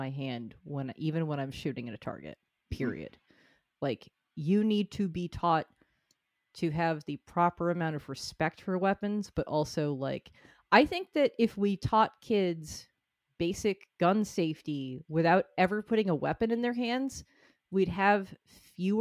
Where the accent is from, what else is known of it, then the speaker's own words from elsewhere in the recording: Northeast, United States; as a person who grew up in the liberal Northeast